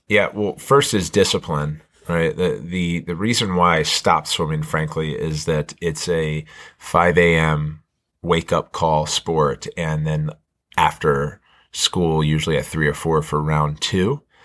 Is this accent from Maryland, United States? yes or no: yes; Montgomery County, Maryland, United States; growing up in Montgomery County